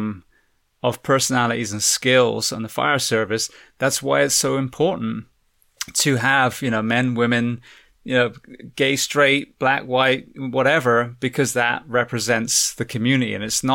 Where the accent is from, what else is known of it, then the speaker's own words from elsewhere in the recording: England, United Kingdom; moved away; also born or lived in California; I'm originally from England